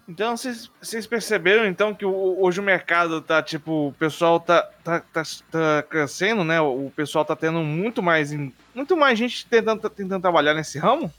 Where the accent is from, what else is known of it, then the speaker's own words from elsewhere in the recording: Rondônia, Brazil; eu sou de, do estado de Rondônia